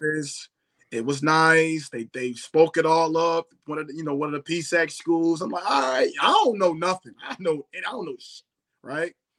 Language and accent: English; Philadelphia, Pennsylvania, United States; I was from Philadelphia